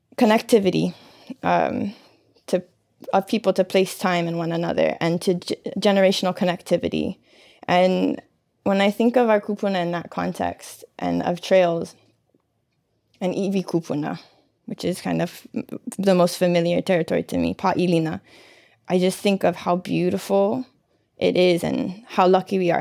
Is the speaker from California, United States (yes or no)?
no; Hawaii, United States; these times that we're in as Hawaiian people